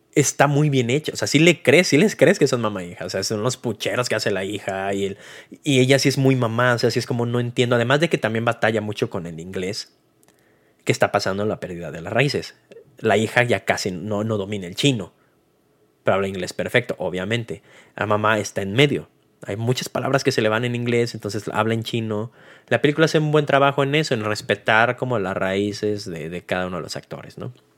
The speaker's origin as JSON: {"language": "Spanish", "country": "Mexico", "said": "como mexicano"}